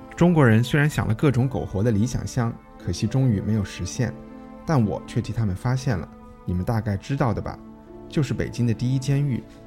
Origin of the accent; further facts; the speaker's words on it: United Kingdom; moved away; 作为一个英国人。作为一个英国人